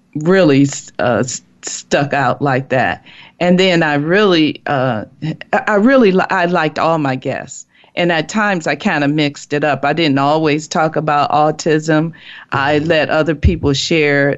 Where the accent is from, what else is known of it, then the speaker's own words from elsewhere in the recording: Chicago, Illinois, United States; I'm from Chicago, and I grew up there, went to school there.